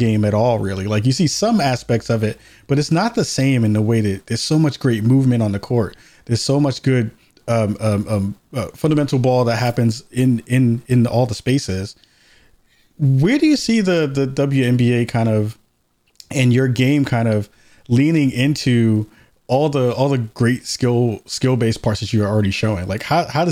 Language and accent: English; New York, United States; moved away; I'm from New York originally, so I grew up a Liberty fan